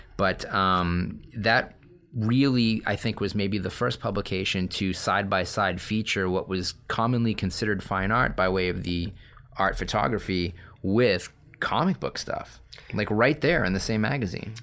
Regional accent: Massachusetts, United States; I'm from Massachusetts

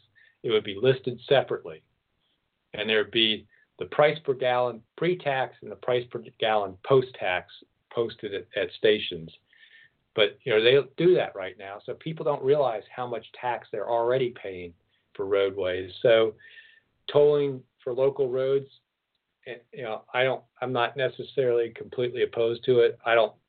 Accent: East Coast, United States; now in Oregon, United States; I grew up on the East Coast, so I grew up with tolls and turnpikes.

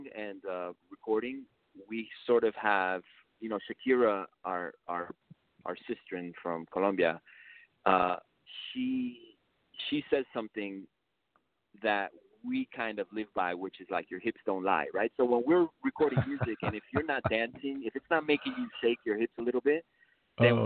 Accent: Miami, Florida, United States; first language Spanish; English is a second language; I was born here in Miami

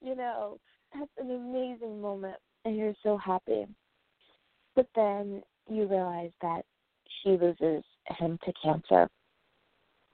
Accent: United States; the USA, woohoo, my home country

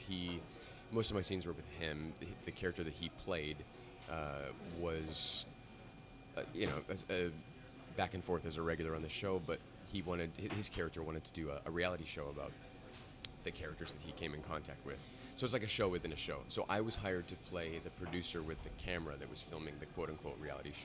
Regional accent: Alaska, United States; now in New York, United States; growing up in Alaska

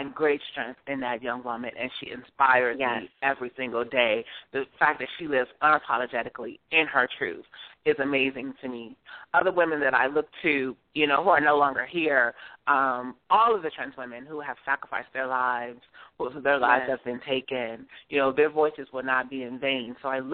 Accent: Detroit, Michigan, United States; moved away as an adult; also born or lived in New Jersey; now in New York, United States; Growing up in Detroit, you know, it meant a lot to me to be around family

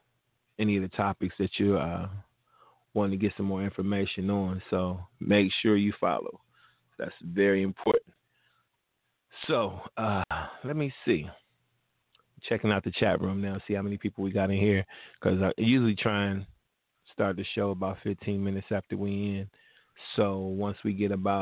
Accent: Cincinnati, Ohio, United States; my hometown. 513

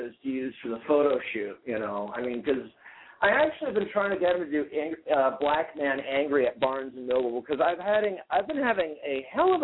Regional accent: New Haven, Connecticut, United States; growing up in New Haven

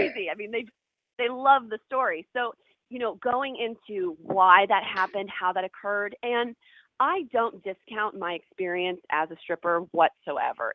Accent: Ohio, United States; moved away as an adult; also born or lived in New York; I grew up in Ohio, which is like, you know, cornfields and cows

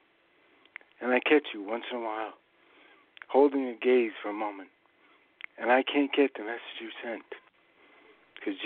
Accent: New England, United States; I'm from New England

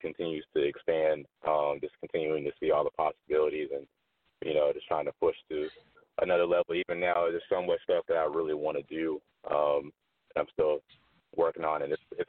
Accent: Columbia, South Carolina, United States; now in Atlanta, United States; I'm from Columbia

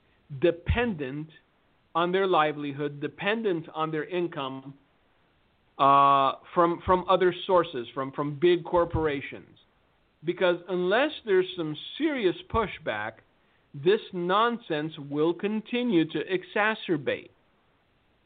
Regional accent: Fullerton, California, United States; I grew up in a very sketchy part of Fullerton, California.

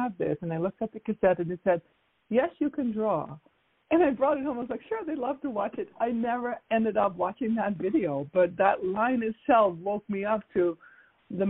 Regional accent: Netherlands; now in United States; I grew up in the Netherlands

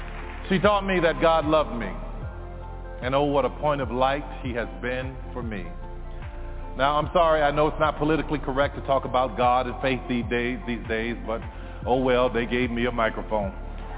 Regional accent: New Orleans, Louisiana, United States; I grew up in New Orleans. My mother worked as a daycare assistant at the Jewish Community Center.

